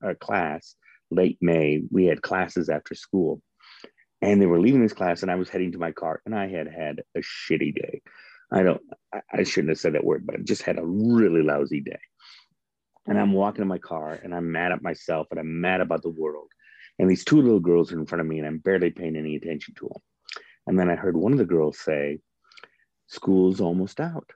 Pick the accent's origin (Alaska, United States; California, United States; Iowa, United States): Iowa, United States; Northern; moved away as an adult; now in Topeka, United States; I grew up in Northern Iowa.